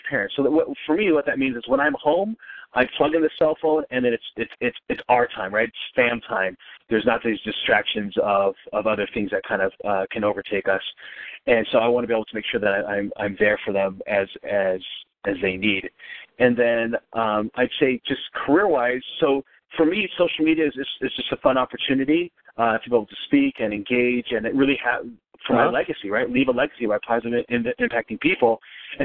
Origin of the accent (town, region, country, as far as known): Wisconsin, United States